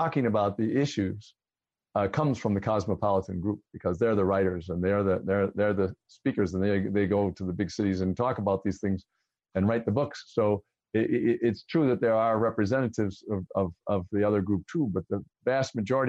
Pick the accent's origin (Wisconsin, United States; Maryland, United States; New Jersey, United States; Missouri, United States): Wisconsin, United States; Kenosha; I grew up in Kenosha.